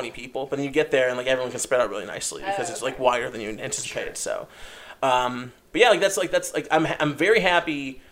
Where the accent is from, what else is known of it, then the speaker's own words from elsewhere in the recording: Merrill, Wisconsin, United States; now in Los Angeles, United States; It's my hometown